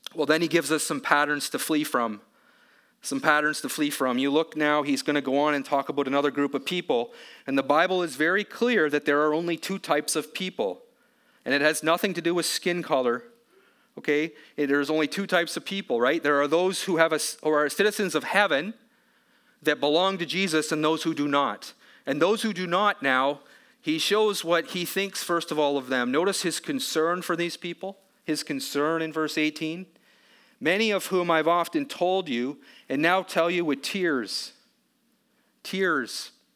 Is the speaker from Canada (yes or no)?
yes; Canada; as a Canadian